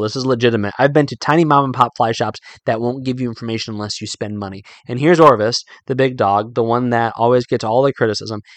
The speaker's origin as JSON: {"language": "English", "region": "Northern Virginia", "country": "United States", "tie": "born or raised there", "also_born_or_lived": "Carlisle, Pennsylvania", "moved": "as an adult", "said": "I grew up living in Northern Virginia"}